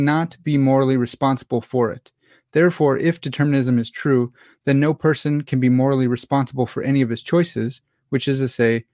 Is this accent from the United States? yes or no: yes; United States; I'm American. I don't speak French